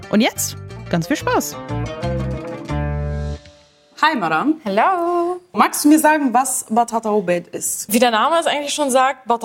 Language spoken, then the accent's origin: German; Lebanon; Ich bin Libanesin. Ähm, es kommt auf jeden Fall aus der arabischen Küche. Ich weiß nicht genau, ob das libanesisch ist. Ich kenne es halt nur von, ne, aus Libanon